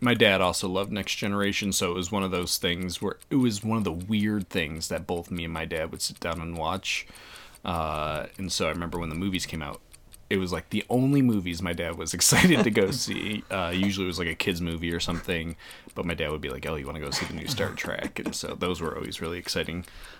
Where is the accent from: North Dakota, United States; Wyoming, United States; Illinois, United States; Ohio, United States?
Ohio, United States; Cleveland; growing up in Cleveland